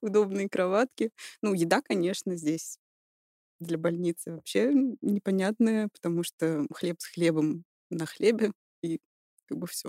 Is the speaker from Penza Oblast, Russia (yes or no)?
no; Kazan, Tatarstan, Russia; moved away as an adult; also born or lived in Stuttgart, Germany; now in Weinstadt, Germany; Родилась и выросла в России, в городе Казань